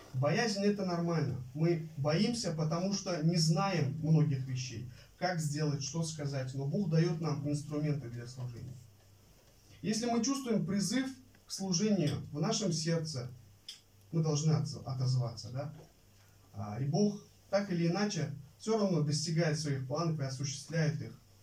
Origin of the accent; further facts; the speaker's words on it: Kokand, Fergana Region, Uzbekistan; moved away as an adult; я родился и вырос в Узбекистане, в Ферганской э, долине, в Ферганской области, в городе Каканде